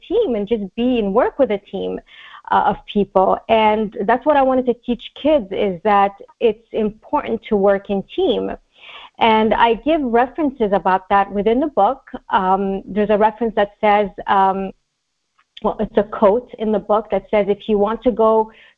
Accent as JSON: {"language": "English", "town": "Montreal", "region": "Quebec", "country": "Canada", "tie": "born or raised there", "also_born_or_lived": "Egypt", "moved": "yes", "lives_now": "Los Angeles, United States", "said": "Montreal in particular, my hometown"}